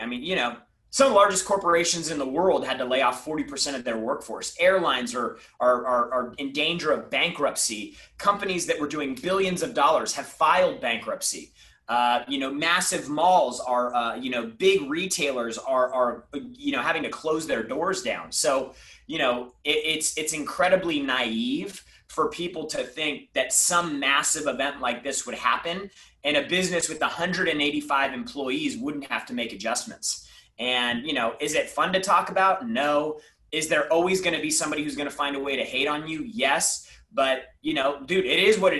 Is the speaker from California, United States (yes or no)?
yes; San Diego, California, United States; growing up, I grew up in San Diego